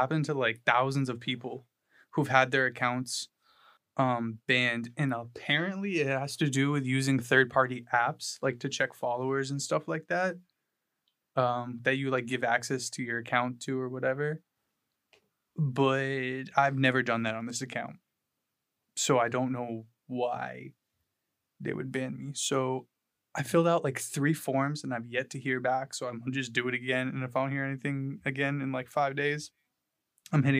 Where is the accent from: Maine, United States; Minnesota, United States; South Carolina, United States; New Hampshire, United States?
New Hampshire, United States; about 45 minutes away from where I grew up in New Hampshire